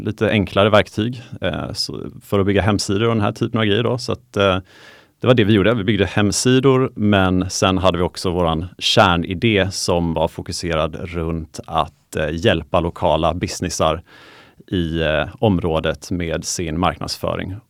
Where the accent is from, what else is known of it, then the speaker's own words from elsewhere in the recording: Småland, Kalmar County, Sweden; Det var nere i Småland där jag är ifrån. Så jag kommer från, från Kalmar län